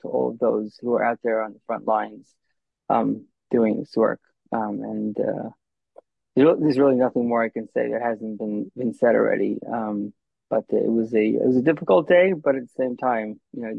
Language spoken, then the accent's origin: English; United States; also born or lived in Israel; I lived in Israel for a few years, but I was born and raised in America